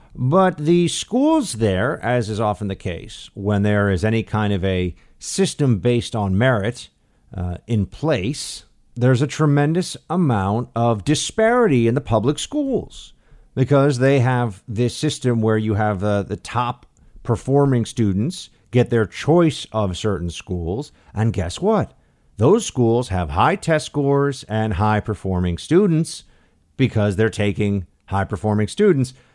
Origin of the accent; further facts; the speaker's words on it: New York City, New York, United States; moved away; my hometown, New York City